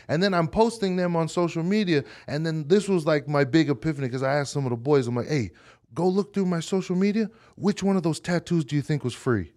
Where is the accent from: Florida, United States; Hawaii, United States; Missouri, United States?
Hawaii, United States; moved away as an adult; now in Utah, United States; I grew up in Hawaii, and then when I came to Utah